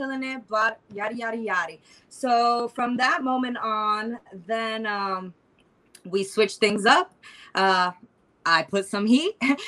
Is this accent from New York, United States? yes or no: yes; New York City, New York, United States; is from Queens, New York. I'm a queen from Queens.